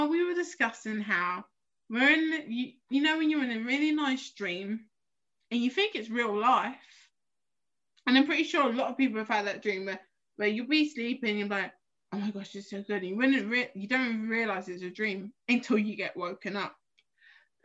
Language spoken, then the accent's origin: English; London, United Kingdom; I'm from South East.